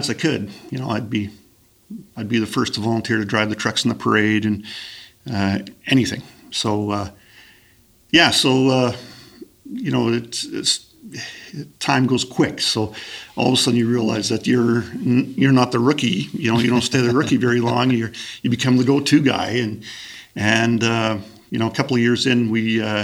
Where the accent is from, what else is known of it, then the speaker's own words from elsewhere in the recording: Grunthal, Manitoba, Canada; I grew up in Grunthal, which is in the southern part of our municipality.